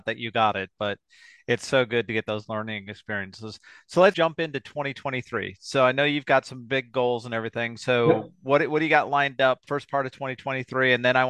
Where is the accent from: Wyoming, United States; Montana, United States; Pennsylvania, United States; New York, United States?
Wyoming, United States; Sheridan; You realize that's like my hometown run.